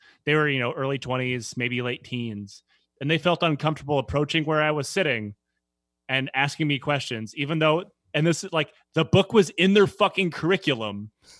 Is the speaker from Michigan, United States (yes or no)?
yes; Detroit, Michigan, United States; No, I'm from Detroit.